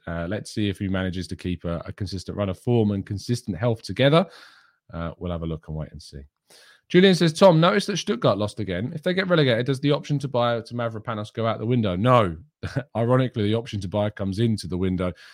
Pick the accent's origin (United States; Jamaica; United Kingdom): United Kingdom; England; I am English